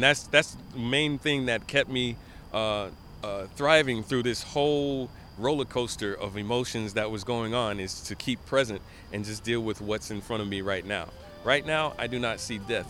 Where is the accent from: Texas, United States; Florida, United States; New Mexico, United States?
Florida, United States; Miami; moved away as an adult; also born or lived in Gainesville, Florida; now in New York, United States; Originally from Miami. We were born in Gainesville, me and my twin brother, EJ. But we grew up in Miami and moved here for college